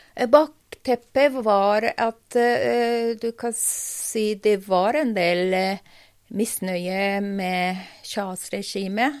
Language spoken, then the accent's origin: Norwegian; Tehran, Tehran Province, Iran; Norwegian is a second language; moved away as an adult; also born or lived in United States / Iranian Azerbaijan (family origin); now in Norway; Jeg vokste opp i Teheran